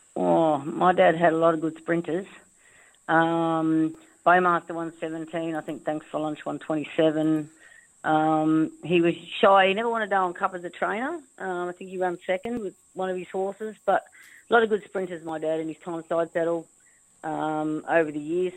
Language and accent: English; Darwin, Northern Territory, Australia; born or raised there; also born or lived in Winton, Queensland